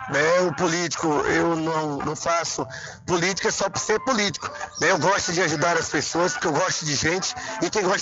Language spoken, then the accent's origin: Portuguese; São Félix, Brazil; E o povo de minha terra merece o retorno é, na Câmara Municipal de São Félix.